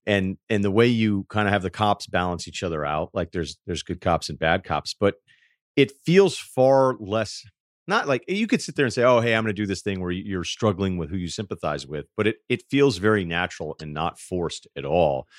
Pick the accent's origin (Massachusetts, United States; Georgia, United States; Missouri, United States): Massachusetts, United States; Martha's Vineyard; my entire life, I am from Arthur's Vineyard